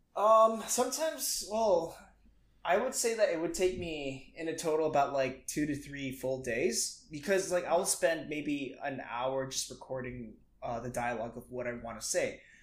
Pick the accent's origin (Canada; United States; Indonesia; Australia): Indonesia; moved away; I grew up in Indonesia, mm-hmm. and I grew up in just a pretty small town